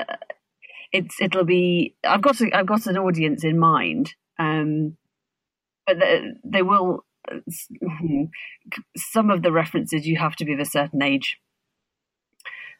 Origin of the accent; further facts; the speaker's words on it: Birmingham, West Midlands, United Kingdom; as a Brummie